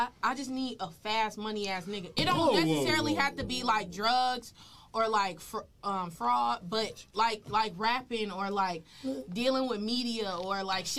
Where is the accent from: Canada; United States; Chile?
United States; Chicago, Illinois; I'm from Chicago